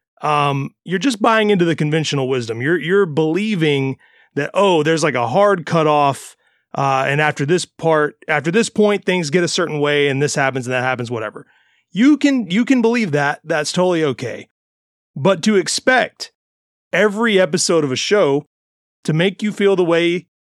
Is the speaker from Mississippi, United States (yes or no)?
yes; Mississippi, United States; now in Florida, United States; I grew up in Mississippi instead of Florida.